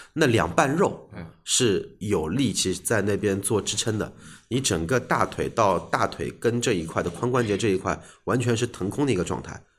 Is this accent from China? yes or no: yes; China; 我们中国人